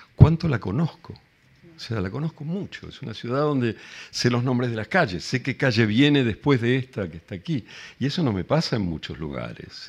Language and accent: Spanish; Argentina; accent: Argentine; first language Spanish; moved away as an adult; now in Madrid, Spain; voy a seguir hablando con mi puto acento argentino